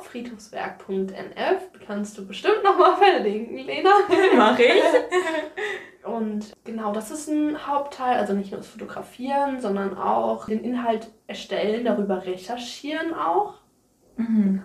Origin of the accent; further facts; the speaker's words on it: near Mainz, Rhineland-Palatinate, Germany; moved away as an adult; now in Niebüll, Germany; Ich komme aus der Nähe von Mainz, das ist in Rheinland-Pfalz